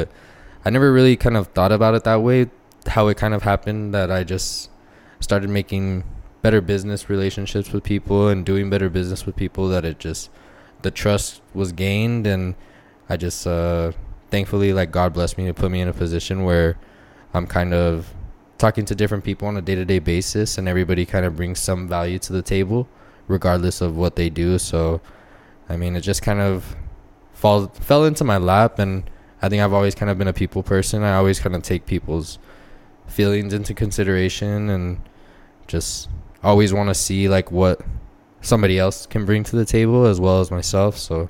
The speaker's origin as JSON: {"language": "English", "town": "El Paso", "region": "Texas", "country": "United States", "tie": "born or raised there", "said": "Yeah, pretty much born and raised in El Paso."}